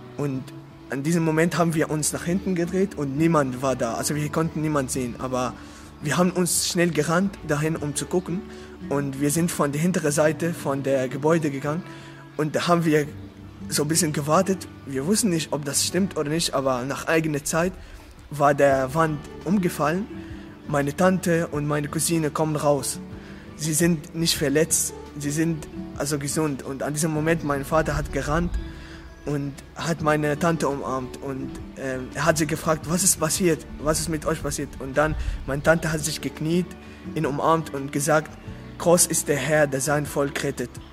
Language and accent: German; Damascus, Damascus Governorate, Syria; German is a second language; moved away; ich komme aus Syrien, aus der Stadt Damaskus